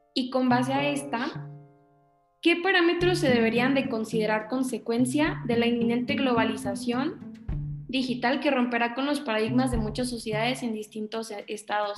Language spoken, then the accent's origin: Spanish; Sonora, Mexico; now in Querétaro, Mexico; yo soy originaria de Sonora, pero pues actualmente estudio en Querétaro aquí en México